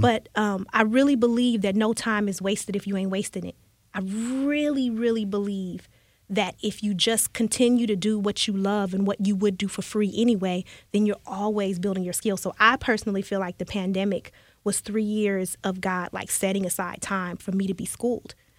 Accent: Chicago, Illinois, United States; now in Houston, United States; I'm from the Chicago area

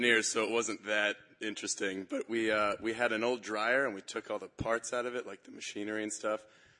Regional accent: New Jersey, United States; from New Jersey.

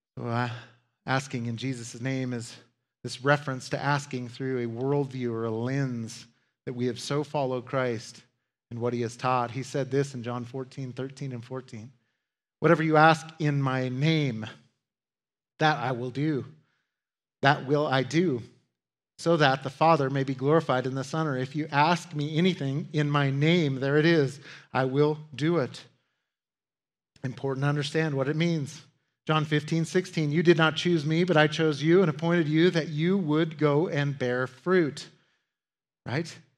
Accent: United States; As Americans

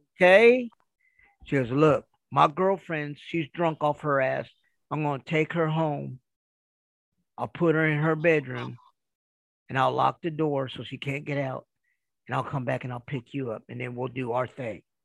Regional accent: Kansas City, United States; now in Kentucky, United States; I live in Kentucky. I'm originally from Kansas City

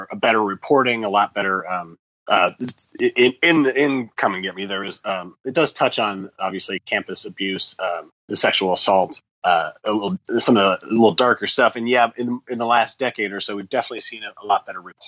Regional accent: Indiana, United States; moved away as an adult; now in Los Angeles, United States; I live in Los Angeles. I've lived out here since the late 90s. Before that, I'm originally from Indiana.

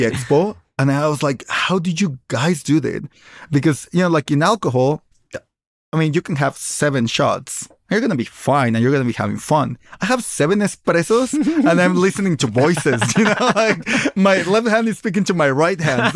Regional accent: Michoacán, Mexico; I am from Michoacan

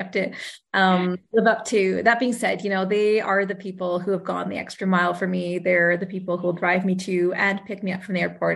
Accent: Sherwood Park, Alberta, Canada; also born or lived in Brandon, Manitoba / Edmonton; I moved to Sherwood Park when I was 11 months old, and pretty much have done most of my schooling here

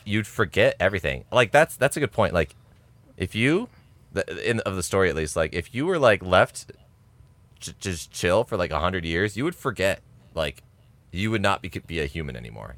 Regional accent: United States; We're American

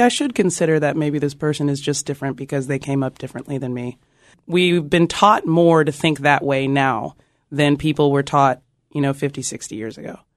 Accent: Austin, Texas, United States; growing up in Austin

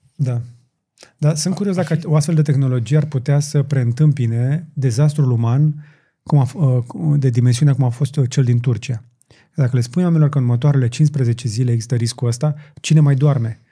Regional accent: Romania

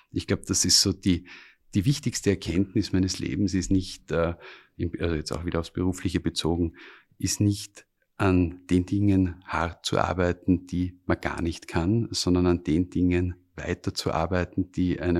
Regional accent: Styria, Austria; Ich bin äh, ursprünglich aus der Steiermark. Wir haben dort einen kleinen Bauernhof. Und äh, als Bub bist du natürlich auf der einen Seite fasziniert von den Traktoren

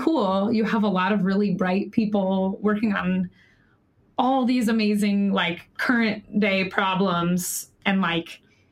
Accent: North Carolina, United States; now in San Francisco, United States; I'm from North Carolina and people go to work in suits there

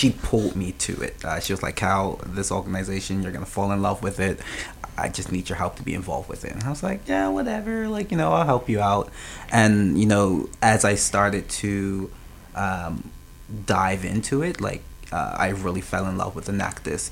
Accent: Smith's, Bermuda; moved away as an adult; now in Saint John, Canada; I'm originally from Smith's, Bermuda

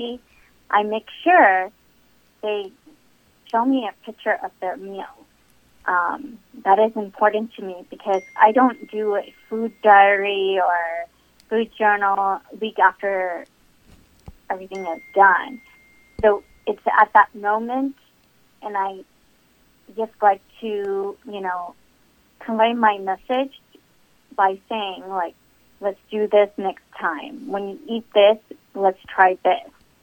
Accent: Texas, United States; I was born in Texas, but I have Indian parents from India

